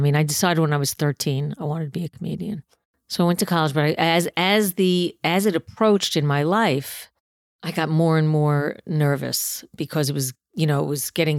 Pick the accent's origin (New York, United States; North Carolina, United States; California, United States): New York, United States; New York City; I grew up in Queens.